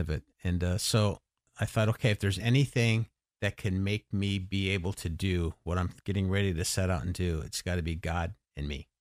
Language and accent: English; Los Angeles, California, United States; moved away as an adult; now in Gettysburg, United States; I grew up in Los Angeles till I was eighteen